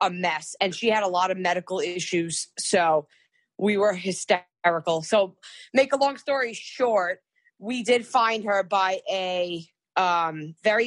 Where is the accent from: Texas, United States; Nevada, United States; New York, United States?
New York, United States; I'm from New York